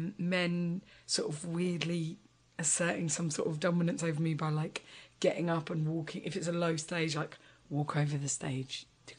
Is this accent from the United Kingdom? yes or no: yes; London, United Kingdom; I'm from London and I've been in London forever